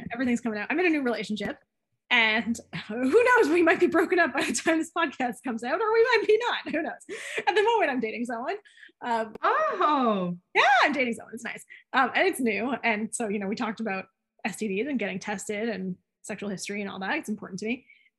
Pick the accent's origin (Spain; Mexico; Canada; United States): Canada; we're Canadian and we grow up with a certain social responsibility inherently in us.